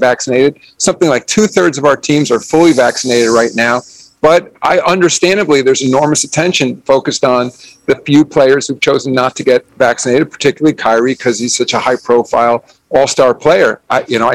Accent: New York, United States; I grew up in New York, and I grew up a New York Knicks fan

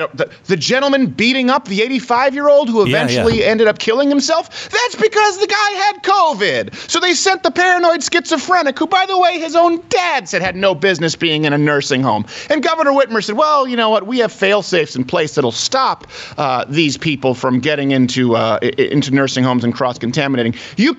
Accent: Detroit, Michigan, United States; moved away; I'm from Michigan. I was born in Detroit. I lived there for years. We only recently moved away from Michigan.

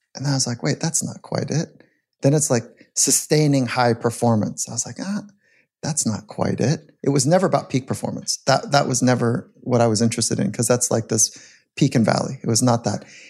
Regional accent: California, United States; As a young athlete, I grew up in California.

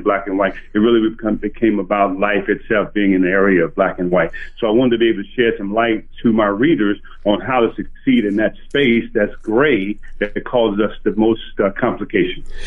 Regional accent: Parkdale, Arkansas, United States; moved away; I grew up in Parkdale, Arkansas, where then the population was 425

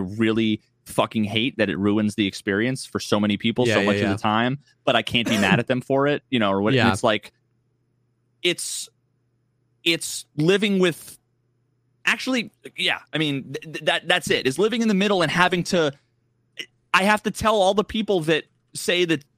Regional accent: New England, United States; I grew up playing football and I grew up in New England and I'm a fucking Pats fan, you know?

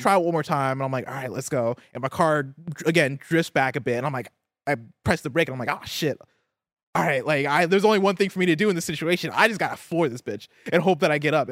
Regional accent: Midwest, United States; also born or lived in Seattle; now in Bay Area, United States; I'm from the Midwest

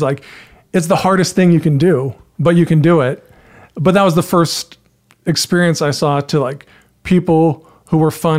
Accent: Carlsbad, California, United States; Carlsbad, San Diego County.

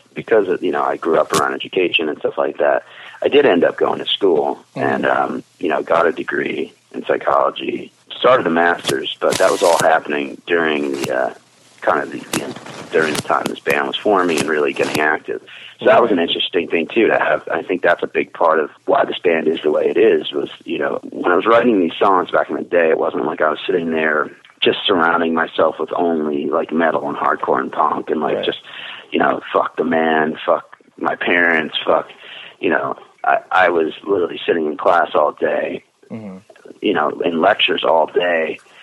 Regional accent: New Jersey, United States; I still live in the same neighborhood I was born in.

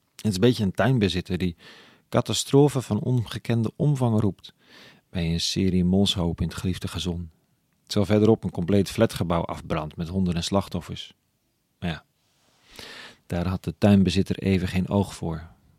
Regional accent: Amsterdam, North Holland, Netherlands

